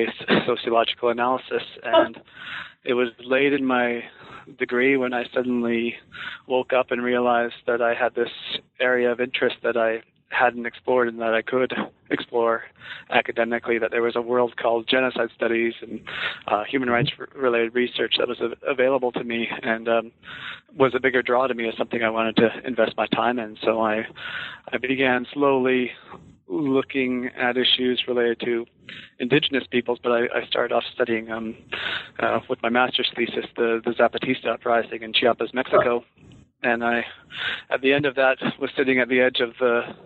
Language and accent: English; Vancouver Island, British Columbia, Canada; I grew up on Vancouver Island, which is in the west coast of Canada